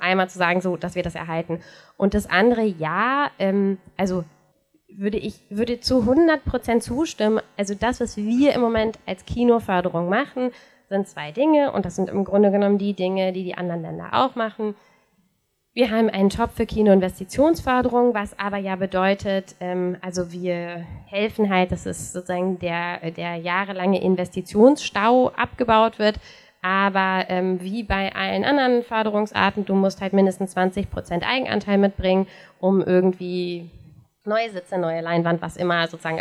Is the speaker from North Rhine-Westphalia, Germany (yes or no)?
yes; North Rhine-Westphalia, Germany; in meiner Heimatstadt in NRW mit fast 60.000 Einwohnern gibt es seit 1998 kein Kino mehr